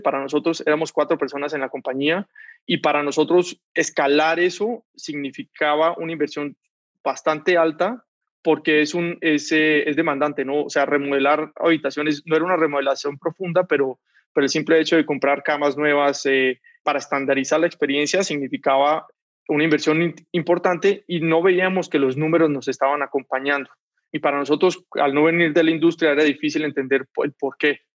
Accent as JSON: {"language": "Spanish", "town": "Cali", "region": "Valle del Cauca", "country": "Colombia", "moved": "as an adult", "lives_now": "Mexico", "said": "Soy de Cali, en Colombia"}